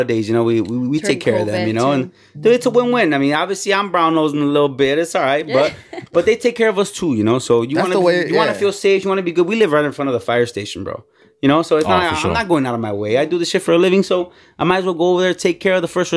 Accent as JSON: {"language": "English", "town": "Cicero", "region": "Illinois", "country": "United States", "tie": "born or raised there", "also_born_or_lived": "Westchester, Illinois", "said": "I went to Mary Queen of Heaven in Cicero."}